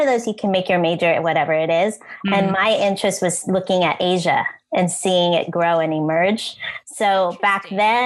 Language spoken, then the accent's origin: English; South San Francisco, California, United States; also born or lived in Subic Bay, Philippines; I grew up in South San Francisco